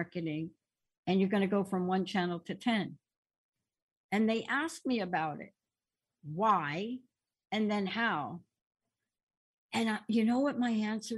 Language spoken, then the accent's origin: English; East Coast, United States; now in West Coast, United States; growing up on the East Coast